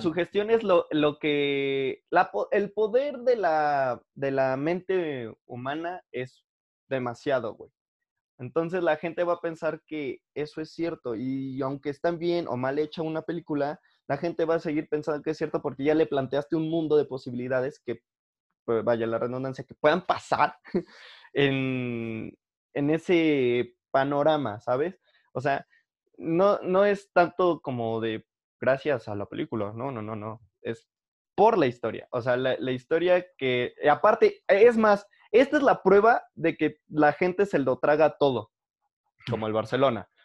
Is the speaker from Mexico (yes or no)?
yes; Mexico; como el mexicano siempre ha estado rodeado de muerte, del lado bueno y del lado malo, o sea, del lado bueno en el sentido del Día de Muertos y de celebraciones y que los espíritus y cositas así, y del lado malo, que es como narcotráfico, asaltos, o sea, que es tan normal para nosotros